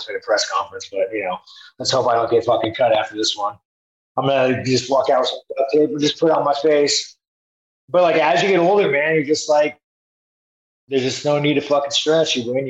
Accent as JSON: {"language": "English", "country": "Brazil", "tie": "born or raised there", "lives_now": "United States", "said": "I mean, the fuck, I grew up in Brazil, man. Brazil fucking sucks."}